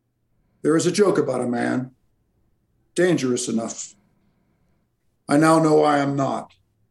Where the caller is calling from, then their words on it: Alberta, Canada; I'm calling from Alberta, Canada.